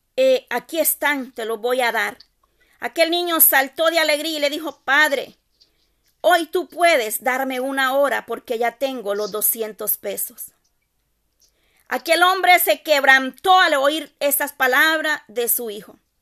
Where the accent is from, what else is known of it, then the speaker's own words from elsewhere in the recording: El Salvador; Yo soy del Salvador